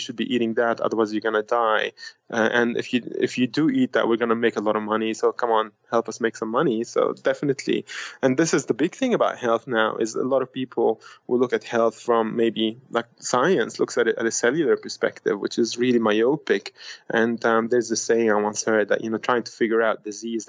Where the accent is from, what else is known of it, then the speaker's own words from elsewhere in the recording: Lebanon; moved away; I was born in Lebanon in 1980